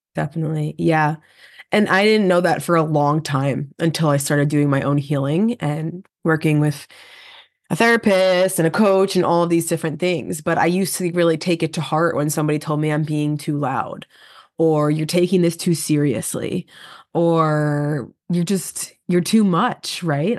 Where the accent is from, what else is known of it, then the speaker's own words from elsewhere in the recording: New York, United States; I'm a New Yorker